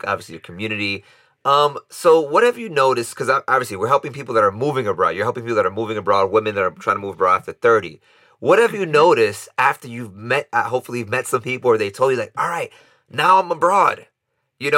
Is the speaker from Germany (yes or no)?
no; New York, United States; a New Yorker